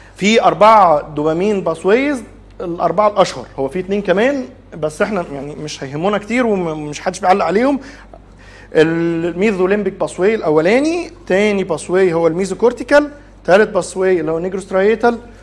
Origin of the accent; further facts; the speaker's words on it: Egypt; also born or lived in Saudi Arabia; عندنا في مصر